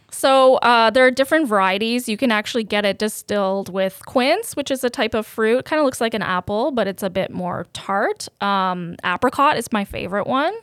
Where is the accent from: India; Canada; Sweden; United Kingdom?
Canada; also born or lived in Serbia; I had such a great upbringing being an immigrant in Canada